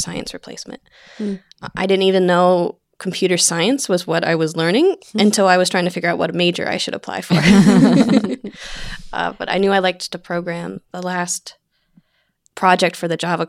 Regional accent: Somerset, Pennsylvania, United States; I grew up in Western Pennsylvania, Somerset, PA

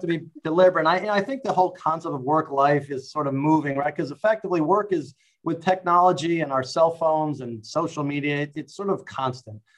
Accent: New York City, New York, United States; I grew up in New York City

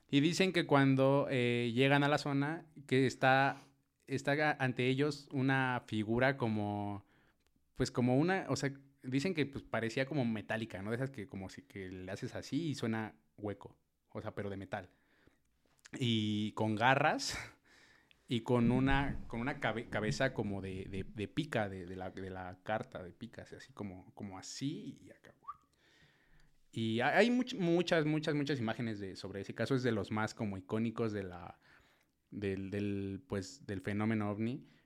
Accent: Tabasco, Mexico; Yo una vez vi uno allá en mi pueblo. Güey. En Tabasco.

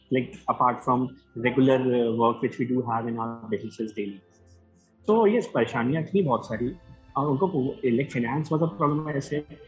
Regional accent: Gwalior, Madhya Pradesh, India; मैं ग्वालियर से हूँ

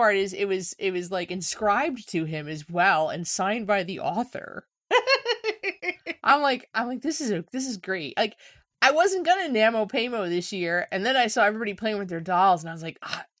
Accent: New Jersey, United States; Like, I'm from New Jersey, talking about a New Jersey artist, and I find your behavior unacceptable.

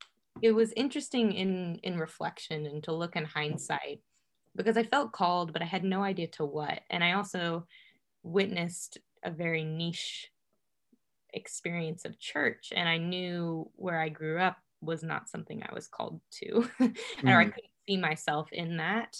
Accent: Overland Park, Kansas, United States; also born or lived in Chicago, Illinois; now in Winfield, United States; I wasn't actually born and raised in Kansas City, but in Overland Park, Kansas, a nice suburban area

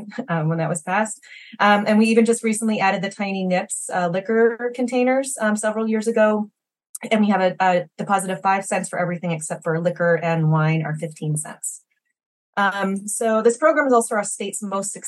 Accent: Maine, United States; I grew up here in Maine

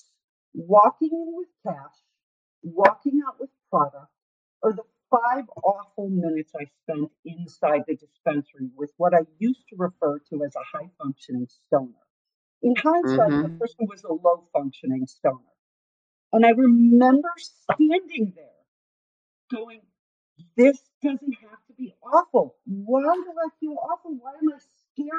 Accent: Illinois, United States; I'm from Illinois.

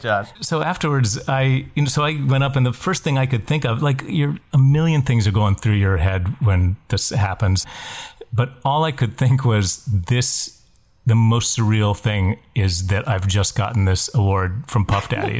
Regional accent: West Virginia, United States; when I grew up in West Virginia

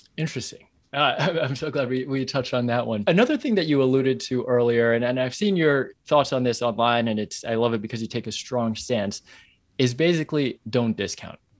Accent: New York, United States; I'm a New Yorker

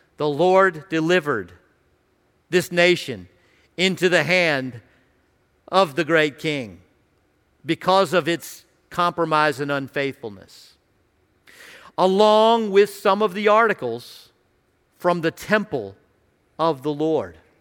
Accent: Radford, Virginia, United States; I grew up in Radford, uh, in Southwest Virginia, near Virginia Tech and Radford University

